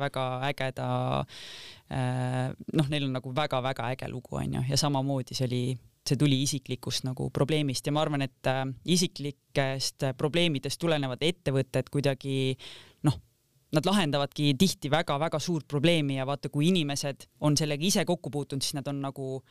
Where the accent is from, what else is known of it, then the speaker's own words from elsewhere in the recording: Kose, Harju County, Estonia; mina ühesõnaga kasvasin siis üles Kosel